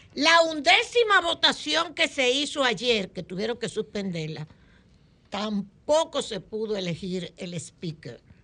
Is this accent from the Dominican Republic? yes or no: yes; Dominican Republic; los dominicanos